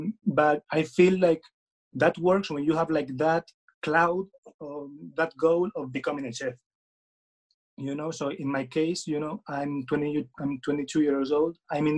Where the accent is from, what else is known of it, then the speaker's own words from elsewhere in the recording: Spain; English is a second language; I'm from Spain, so sorry for my English.